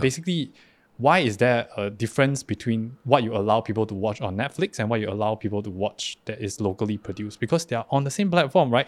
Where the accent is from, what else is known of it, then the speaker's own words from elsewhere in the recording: Singapore; moved away as an adult; now in Taiwan; I'm an actor from Singapore.